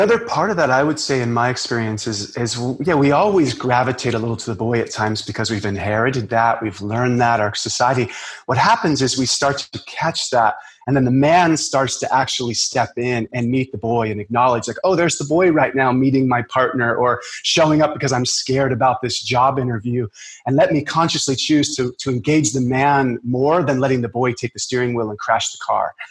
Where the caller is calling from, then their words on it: Maui, Hawaii, United States; I'm calling in from Maui.